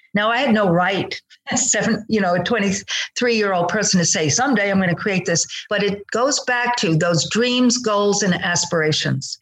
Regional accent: outside of New York City, United States; moved away as an adult; also born or lived in Long Island / Italy (ancestry); now in Austin, Texas, United States; But I grew up outside of uh, uh, New York City

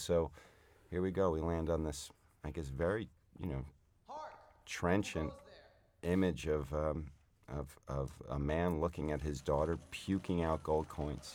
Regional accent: North Shore of Long Island, New York, United States; I grew up on the North Shore of Long Island

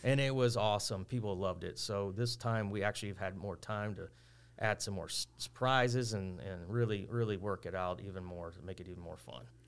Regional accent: Texas City, Texas, United States; I grew up here. I went to school in Lamarck, but I grew up in West Texas City

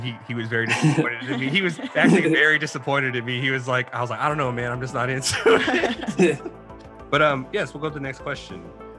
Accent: Austin, Texas, United States; Austin, Texas. Texas. Yes.

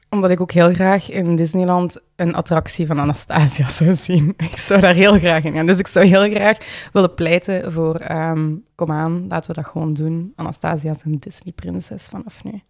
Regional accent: Limburg, Flanders, Belgium; accent: Limburgish; moved away as an adult; now in Ghent, Belgium; dat ik van Limburg was. Misschien, dat is ook voor deze podcast, misschien dat verklaart mijn accent.

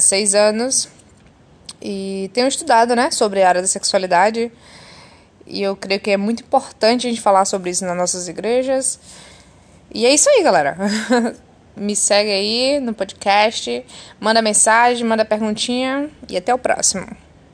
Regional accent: Bahia, Brazil; Eu sou da Bahia, tenho 24 anos

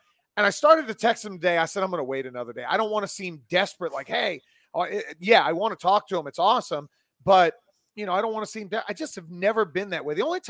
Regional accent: Florida, United States; now in Atlanta, United States; I growing up in Florida, I always kept a good tan.

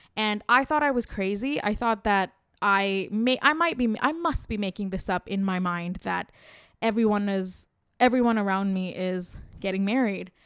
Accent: India

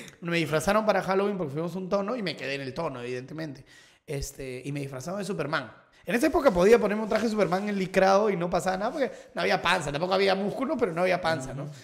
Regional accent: Lima, Peru; Yo tuve mi infancia, yo viví en San Miguel toda mi infancia, ah, hasta los 12, 13 años.

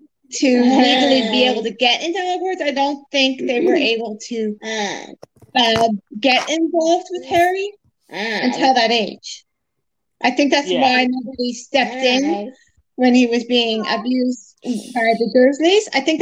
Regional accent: Ireland; I'm Irish. Correct?

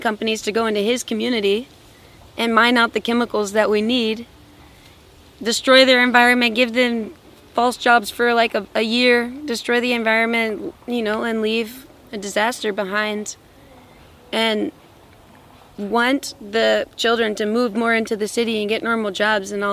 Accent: Louisiana, United States; moved away as an adult; now in Peru; I'm originally from Louisiana in the United States.

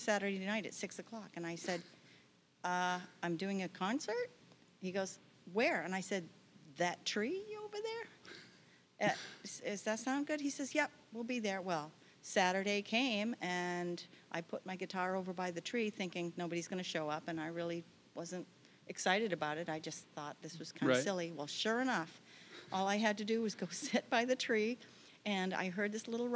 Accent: Bridgton, Maine, United States; I grew up in Bridgeton, western Maine

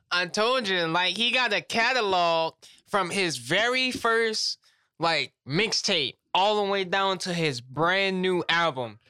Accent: Louisiana, United States; I'm from Louisiana

